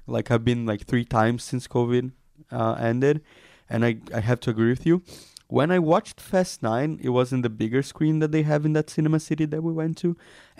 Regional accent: Brazil; now in Israel; I'm from like a big city in Brazil.

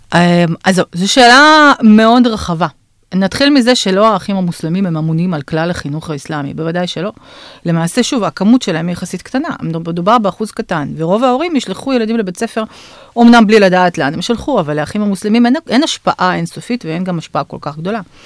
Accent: Bashkortostan, Russia; now in Israel; אני נולדתי ב, בשקורטוסטן, שזו הייתה אז רפובליקה מוסלמית אוטונומית בתוך הפדרציה הרוסית

